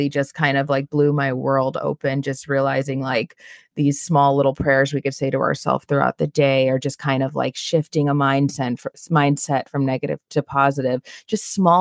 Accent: New York City, New York, United States; as a New Yorker

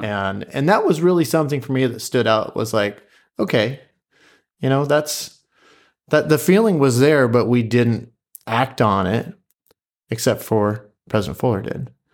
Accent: Pleasant Hill, Oregon, United States; also born or lived in Springfield, Oregon; I am from Pleasant Hill, grew up in Pleasant Hill for the most part

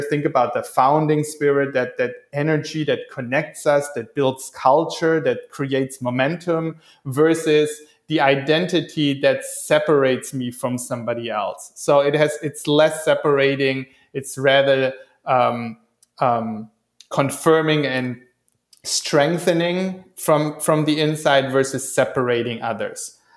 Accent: Stuttgart, Baden-Württemberg, Germany; now in Hawaii, United States; I'm originally from Stuttgart

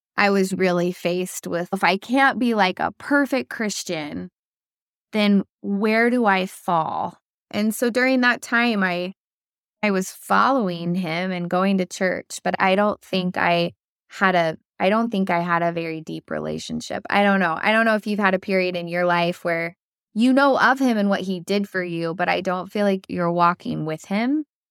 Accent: Oklahoma, United States; moved away as an adult; also born or lived in North Carolina; I was born and raised in Oklahoma

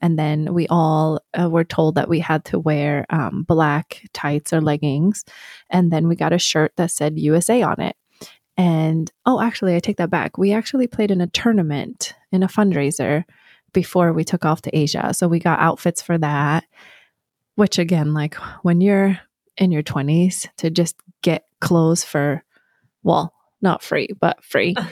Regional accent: Sweden; moved away as an adult; also born or lived in New York; now in Arizona, United States; I'm gonna go back to Sweden.

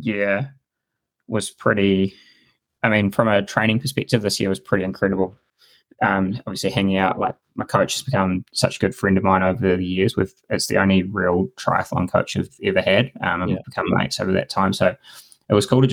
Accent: New Zealand; as a Kiwi

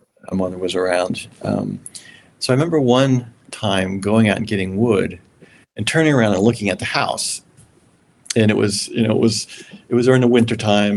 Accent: Maryland, United States; I came from Maryland

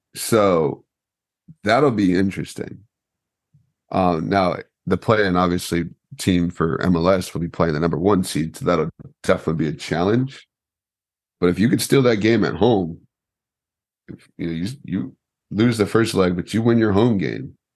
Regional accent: United States; I'm American

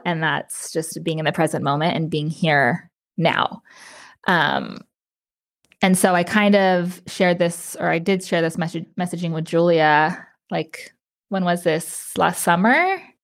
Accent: New Mexico, United States; moved away as an adult; also born or lived in Las Cruces, New Mexico; now in Austin, United States; I moved to Austin, Texas from New Mexico. I was still living in my hometown, and I moved away.

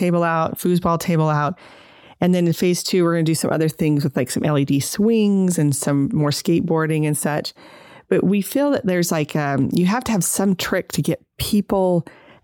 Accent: Holladay, Utah, United States; also born or lived in Minnesota; I grew up in Holiday

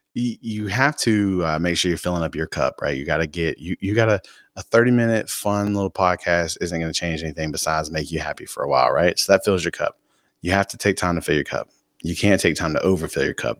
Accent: Fayetteville, North Carolina, United States; moved away as an adult; I'm from Fayetteville, North Carolina

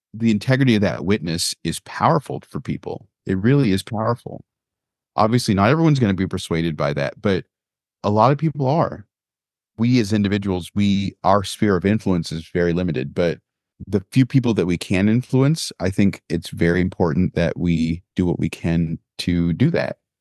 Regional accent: Sumter County, Florida, United States; now in Maryland, United States; I remember growing up in Sumter County, Florida

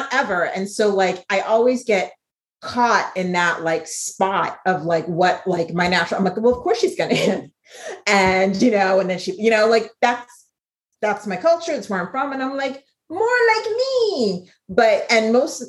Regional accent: Ghana; being from Ghana

